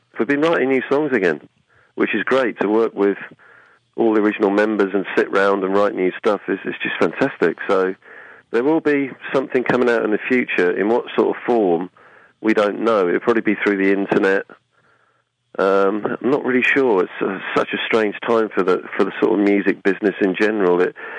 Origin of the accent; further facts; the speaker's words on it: Aldeburgh, East of England, United Kingdom; in Aldborough, in Suffolk, which is my hometown